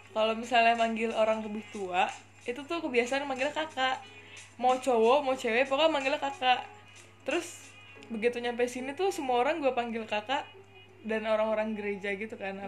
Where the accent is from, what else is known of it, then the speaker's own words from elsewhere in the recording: Bekasi, West Java, Indonesia; moved away as an adult; now in Semarang, Indonesia; gue dari Bekasi planet Bekasi tercinta